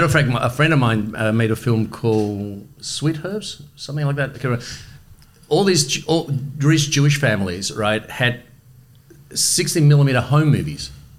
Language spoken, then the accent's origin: English; Melbourne, Victoria, Australia; English is a second language; also born or lived in Germany / Madrid, Spain; So we come to Australia. We moved to Carlton, to Logan Street. I grew up in Logan Street in an amazing neighbourhood.